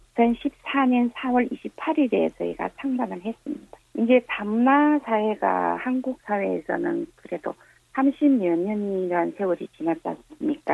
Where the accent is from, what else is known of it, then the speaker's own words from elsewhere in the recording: Yanbian, Jilin, China; moved away as an adult; now in Chuncheon, South Korea; 중국 연변에서요